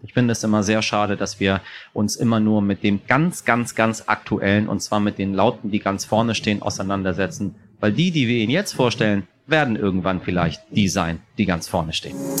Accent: Tehran, Tehran Province, Iran; moved away; ich habe alle meine Impfungen in meiner Kindheit in Teheran in den Hintern bekommen

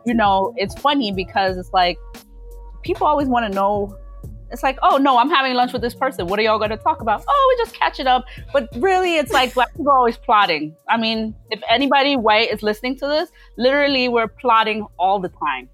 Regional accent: New York City, New York, United States; also born or lived in Philadelphia; I come from Brooklyn. I've been here since I was less than one year old and I've lived here pretty much my entire life, mostly in Flatbush

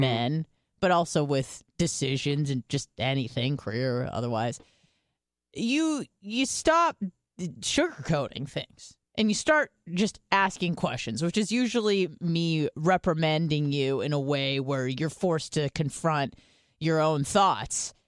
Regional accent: United States; being an American

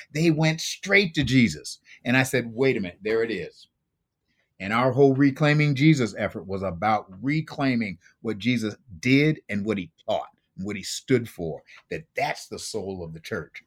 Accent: Buffalo, New York, United States; I grew up in Buffalo, New York

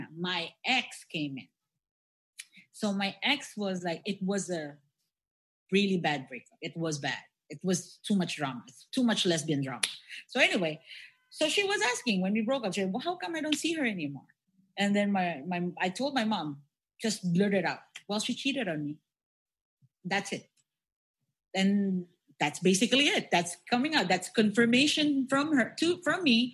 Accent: Philippines; We Filipinos

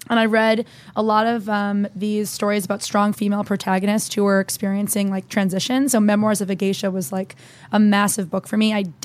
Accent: New Jersey, United States; So I grew up in New Jersey, moved 3 times growing up.

